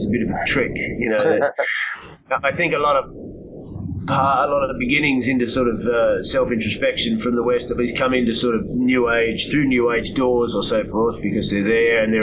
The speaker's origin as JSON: {"language": "English", "country": "Australia", "tie": "born or raised there", "said": "growing up in Australia"}